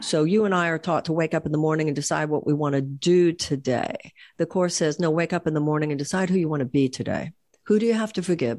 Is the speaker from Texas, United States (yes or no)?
yes; Houston, Texas, United States; when I was growing up in Houston